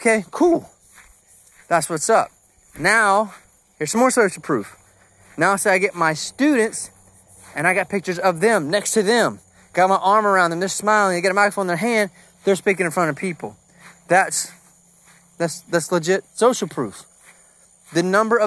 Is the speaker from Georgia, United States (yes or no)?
yes; Georgia, United States; I'm from Georgia